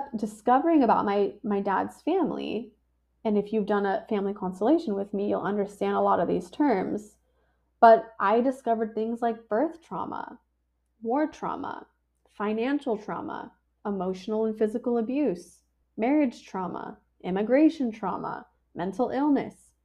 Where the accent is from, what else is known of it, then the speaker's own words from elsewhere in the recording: San Diego, California, United States; I was born in La Jolla, California, in a cute little hospital